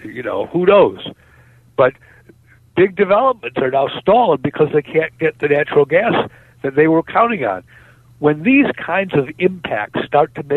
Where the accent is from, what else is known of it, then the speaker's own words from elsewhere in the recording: Cleveland, Ohio, United States; my hometown of Cleveland